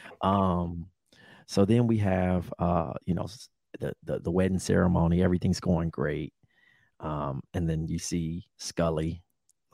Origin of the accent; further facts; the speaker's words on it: Compton, California, United States; I love my city